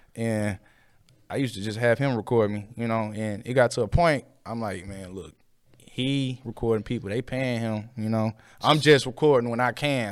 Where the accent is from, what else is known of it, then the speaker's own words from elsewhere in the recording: St. Louis, Missouri, United States; I grew up in North County